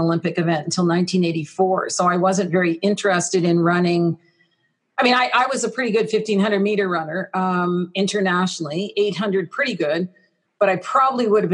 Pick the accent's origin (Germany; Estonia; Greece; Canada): Canada; Ottawa, Ontario; also born or lived in Texas; I grew up there, and my early career in sport was certainly out of Ottawa